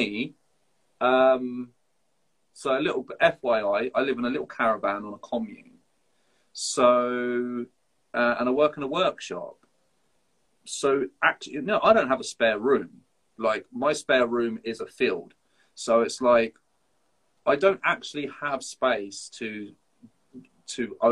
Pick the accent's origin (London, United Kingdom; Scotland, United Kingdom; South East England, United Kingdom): South East England, United Kingdom; Folkestone; moved away; I grew up in Folkestone